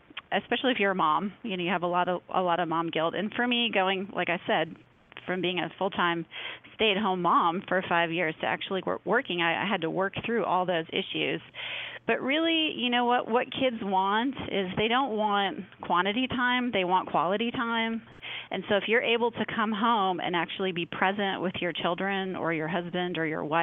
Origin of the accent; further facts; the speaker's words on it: Midwest, United States; moved away; I grew up in the Midwest and my whole family comes from like a, you know, Minnesota farm culture